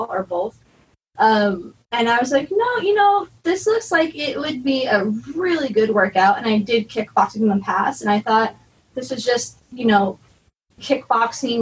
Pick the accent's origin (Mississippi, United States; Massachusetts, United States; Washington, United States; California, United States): California, United States; Alhambra; I'm from Alhambra, California